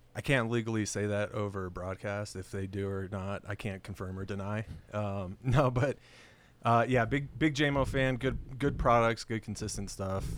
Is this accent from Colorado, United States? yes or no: yes; Colorado, United States; Born and raised here, man. I mean, Colorado bred